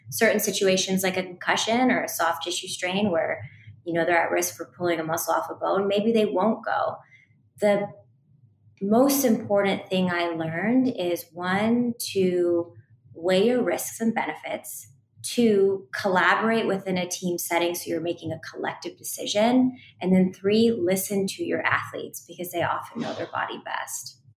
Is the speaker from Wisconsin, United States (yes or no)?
no; Seattle, Washington, United States; I went on to work a short stint in the WNBA in my hometown in Seattle, Washington